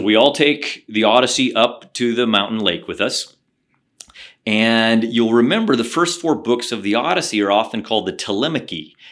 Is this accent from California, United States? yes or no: no; the Ozarks in southern Missouri, United States; moved away; also born or lived in Oxford; I grew up in the Ozarks in southern Missouri